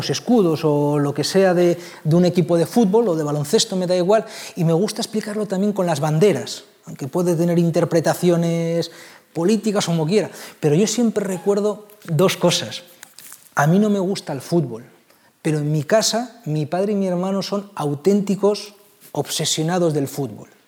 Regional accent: Bilbao, Basque Country, Spain; born there; yo nací en Bilbao

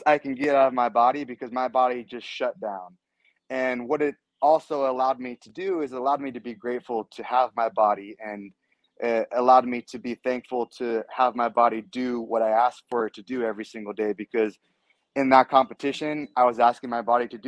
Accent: Southern California, United States; I'm born and raised California, Southern California more specifically

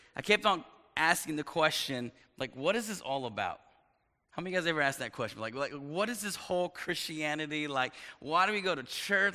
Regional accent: East Texas, United States; moved away as an adult; also born or lived in upstate New York; I was raised in East Texas

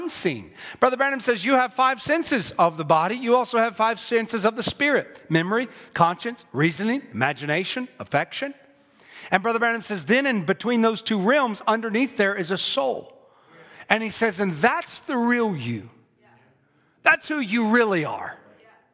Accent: South Carolina, United States; I'm from South Carolina.

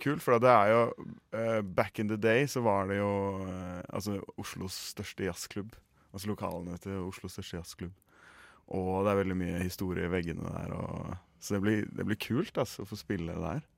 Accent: Oslo, Norway; accent: Oslo dialect; jeg har liksom greid meg på Oslo-dialekten min

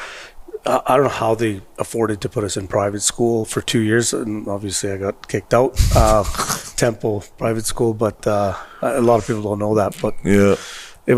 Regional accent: Edmonton, Alberta, Canada; I was born in Edmonton and grew up in Mill Woods.

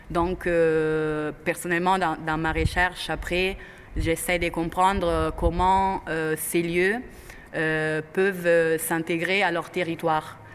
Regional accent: Italy; moved away; Je suis italienne.

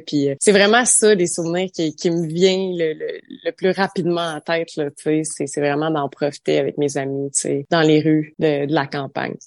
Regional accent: Saint-Albert, Ontario, Canada; je suis originaire d'un petit village euh, dans l'Est ontarien qui s'appelle Saint-Albert

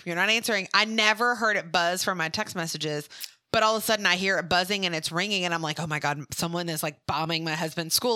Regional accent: Mobile, Alabama, United States; moved away; also born or lived in Louisiana; I was born and raised in Mobile, which is where Mardi Gras originated

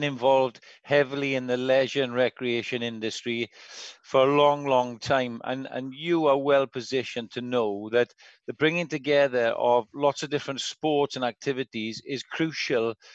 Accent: Port Talbot, Wales, United Kingdom; we're very proud of where we're from

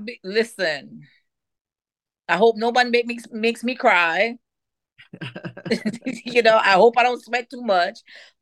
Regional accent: Jamaica; moved away; I'm an African-American woman from Jamaica.

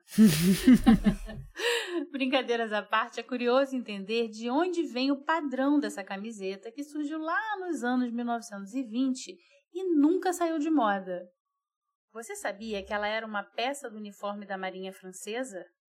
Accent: Brazil; also born or lived in Rio de Janeiro; eu digo que sou brasileira, que moro no Rio

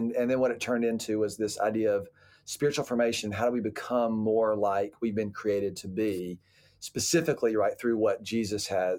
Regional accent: Atlanta, Georgia, United States; I am originally from Atlanta, Georgia, and I lived there most of my life, up from first grade all the way through college.

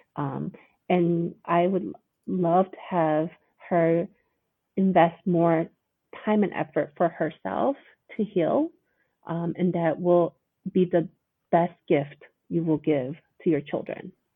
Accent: United States; our culture as Korean Americans

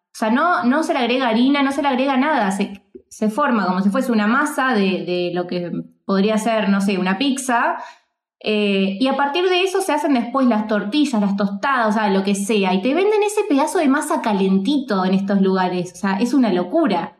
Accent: Argentina; also born or lived in Mexico; nosotros en Argentina

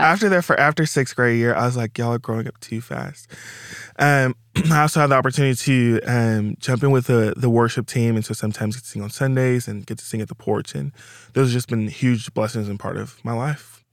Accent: Little Rock, Arkansas, United States; moved away; I'm originally from Little Rock, Arkansas

